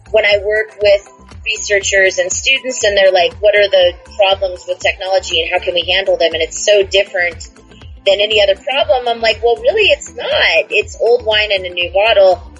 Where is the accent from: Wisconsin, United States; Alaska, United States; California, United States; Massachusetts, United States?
Alaska, United States; Houston; I'm originally from Houston, Alaska, which is a small town. It's a village on the road system in Alaska, 75 miles north of Anchorage. There was only 700 people, and so it was very isolated.